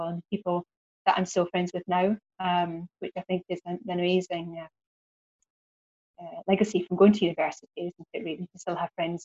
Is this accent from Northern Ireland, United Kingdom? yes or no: no; the Highlands, Scotland, United Kingdom; moved away as an adult; also born or lived in Glasgow / Cumbria; growing up in the Highlands and then moving to Glasgow, moving to London is quite a big step at 21.